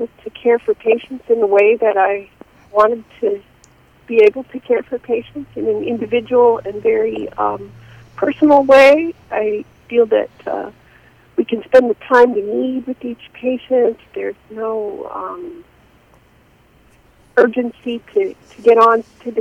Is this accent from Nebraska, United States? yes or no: yes; Nebraska, United States; also born or lived in Kansas City, Missouri / Minneapolis, Minnesota; now in Portland, Maine, United States; I was born in Nebraska, but I moved here from Minneapolis, Minnesota.